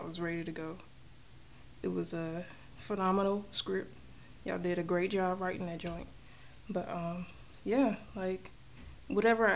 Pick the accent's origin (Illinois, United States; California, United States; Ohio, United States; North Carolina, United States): North Carolina, United States; born and raised in North Carolina, basically grew up watching my mom do this from working at church